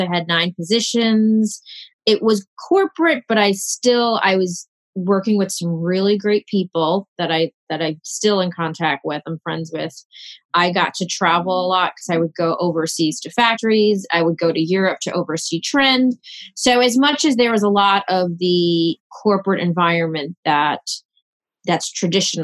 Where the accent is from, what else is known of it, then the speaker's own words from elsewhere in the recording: New York City, New York, United States; I grew up in Queens, New York.